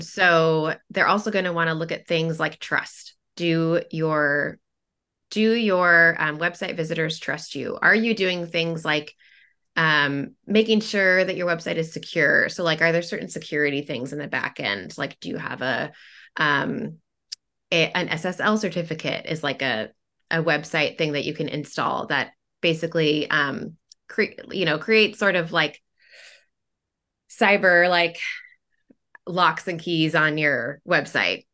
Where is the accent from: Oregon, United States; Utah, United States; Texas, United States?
Oregon, United States; Portland; I am from Portland, Oregon, and, um, lived there most of my life.